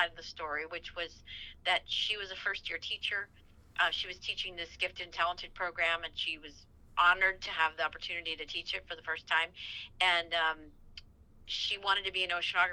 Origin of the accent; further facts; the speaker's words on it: Virginia, United States; Growing up in Virginia